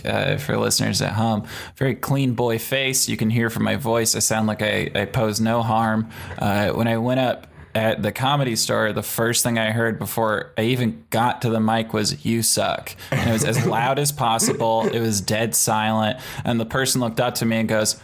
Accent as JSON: {"language": "English", "town": "San Jose", "region": "California", "country": "United States", "tie": "born or raised there", "said": "San Jose, California. I am a Bay Area boy."}